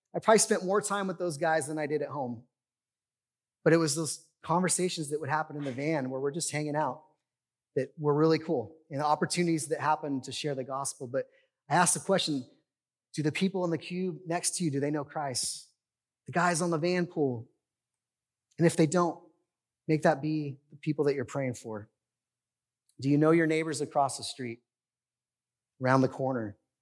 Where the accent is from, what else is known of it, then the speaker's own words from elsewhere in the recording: United States; I love living in the United States. I love being an American